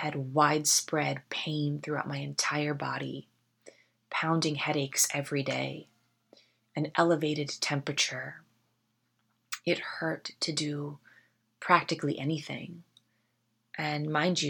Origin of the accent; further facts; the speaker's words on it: Westchester County, New York, United States; moved away as an adult; now in Los Angeles, United States; I'm from Westchester County, New York, which is right outside Manhattan